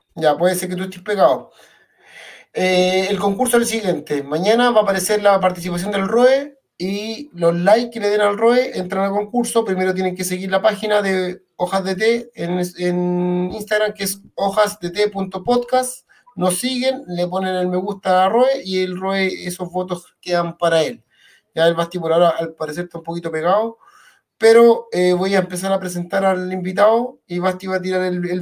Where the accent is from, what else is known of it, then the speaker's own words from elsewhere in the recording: Puente Alto, Santiago Metropolitan Region, Chile; nosotros somos de Puente Alto